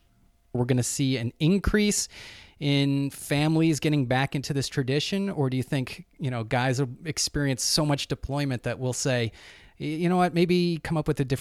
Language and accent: English; Goffstown, New Hampshire, United States; Growing up in Goffstown, so I grew up in New Hampshire back in the 80s.